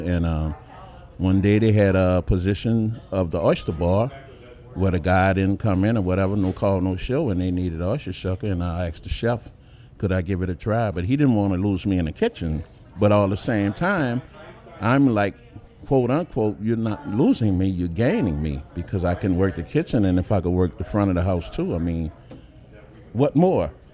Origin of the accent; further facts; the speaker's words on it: New Orleans, Louisiana, United States; I'm from Uptown. I live Uptown New Orleans practically all my born days